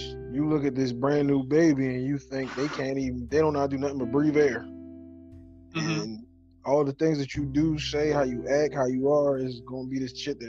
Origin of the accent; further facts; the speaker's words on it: Philadelphia, Pennsylvania, United States; Philly. South Philly.